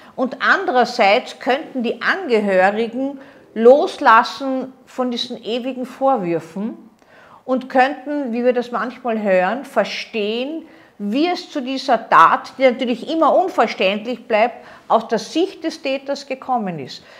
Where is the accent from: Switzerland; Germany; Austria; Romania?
Austria; bei uns in Österreich